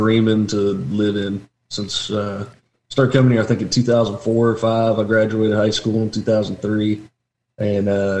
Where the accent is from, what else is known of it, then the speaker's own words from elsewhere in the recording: Asheville, North Carolina, United States; I grew up outside of Asheville, North Carolina, up in the mountains